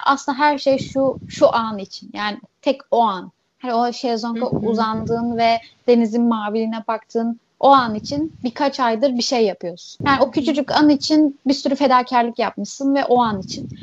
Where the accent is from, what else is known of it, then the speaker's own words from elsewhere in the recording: İzmir, Turkey; also born or lived in Urla / Alaçatı, Çeşme; İlk küçükken böyle şehir merkezinde yaşıyorduk işte İzmir'de. Ondan sonra bu düşünceler falan olunca artık İzmir'in sahil kasabalarına sıçramaya başladık